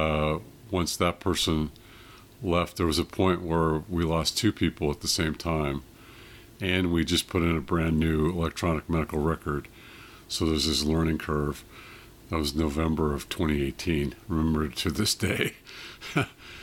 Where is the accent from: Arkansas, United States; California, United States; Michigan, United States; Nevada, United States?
California, United States; Cupertino; also born or lived in Monterey, California; I grew up in Cupertino, San Jose area